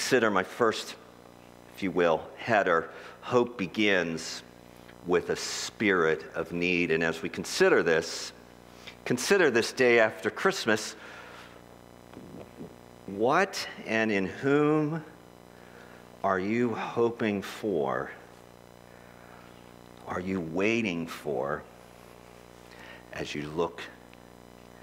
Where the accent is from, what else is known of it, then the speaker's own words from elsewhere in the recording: Philadelphia, Pennsylvania, United States; I'm from Philadelphia.